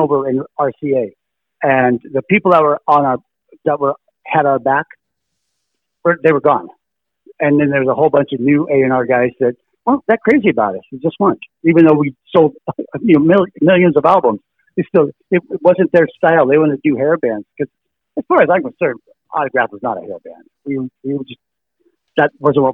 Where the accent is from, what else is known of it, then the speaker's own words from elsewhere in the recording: Los Angeles, California, United States; I was from North Hollywood